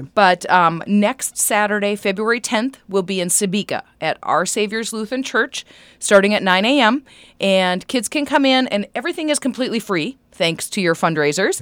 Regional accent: Wadena County, Minnesota, United States; I grew up here in Medina County

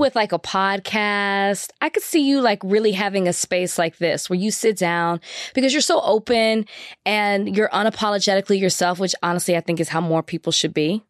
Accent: Texas, United States; I'm from Texas

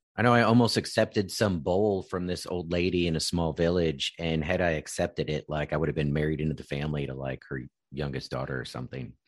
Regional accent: Virginia, United States; growing up in Virginia

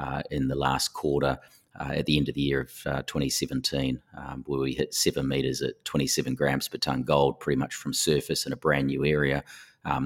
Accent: New Zealand; moved away as an adult; now in Perth, Australia; as you can tell from the accent, I am from New Zealand. I studied at Canterbury University and did an honours degree over there

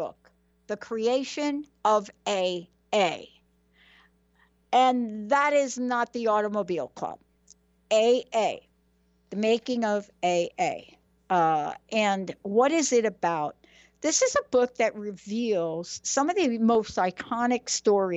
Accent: New York City, New York, United States; now in Seattle, United States; I was born in the Bronx

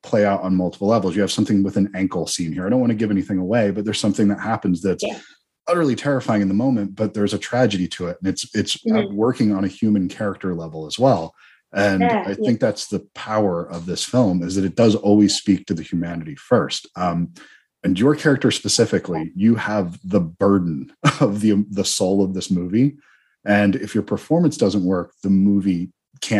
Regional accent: United States; I'm an American

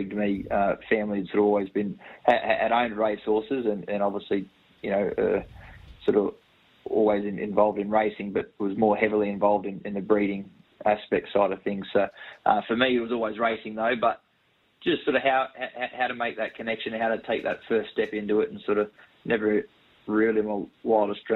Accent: Scone, New South Wales, Australia; I grew up in Scone, right in the heart of the industry.

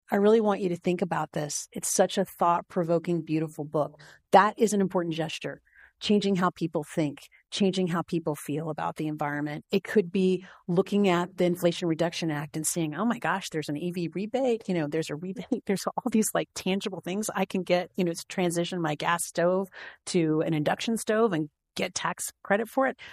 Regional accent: Tennessee, United States; now in Montana, United States; I'm from Tennessee. I live in Montana.

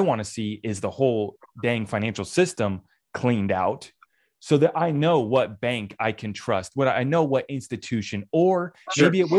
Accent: United States; I, as an American

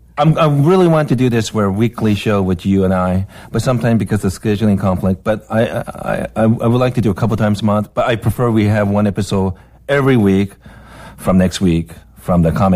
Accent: Seattle, Washington, United States; And I'm from Seattle in Twin Peaks.

